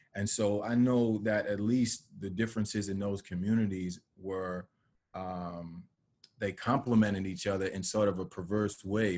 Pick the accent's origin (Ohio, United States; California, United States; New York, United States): New York, United States; New Rochelle; I grew up in New Rochelle and in, in different parts of Westchester